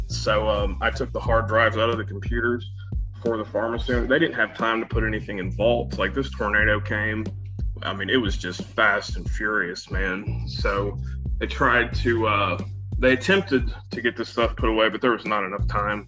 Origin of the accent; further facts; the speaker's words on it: Western Kentucky, United States; also born or lived in St. Louis, Missouri; I was um, born and raised in Western Kentucky, and um, you know grew up here